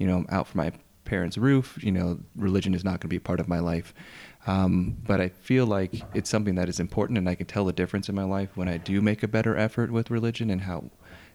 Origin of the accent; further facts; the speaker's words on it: California, United States; born and raised in California